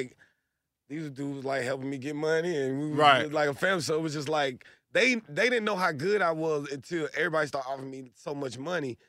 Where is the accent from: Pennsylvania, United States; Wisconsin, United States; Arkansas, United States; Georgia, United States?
Georgia, United States; Atlanta; I'm from Atlanta